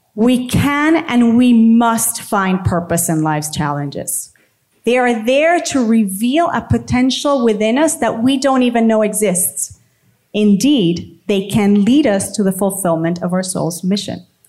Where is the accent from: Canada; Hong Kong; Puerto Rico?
Puerto Rico; San Juan; I'm from Puerto Rico, San Juan.